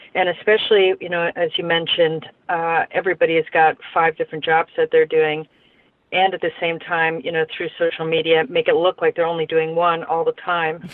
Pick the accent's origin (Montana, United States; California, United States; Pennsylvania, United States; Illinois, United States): Pennsylvania, United States; when I was growing up in Pennsylvania, they used to have blue laws